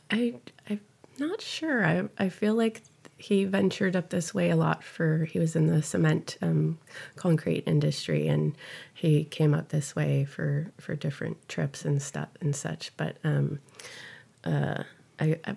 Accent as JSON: {"language": "English", "area": "San Fernando Valley", "region": "California", "country": "United States", "tie": "born or raised there", "lives_now": "Carpinteria, United States", "said": "I grew up in the San Fernando Valley"}